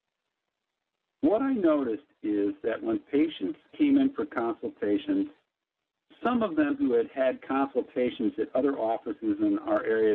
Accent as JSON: {"language": "English", "town": "Chicago", "region": "Illinois", "country": "United States", "tie": "born or raised there", "said": "as a young man growing up in Chicago"}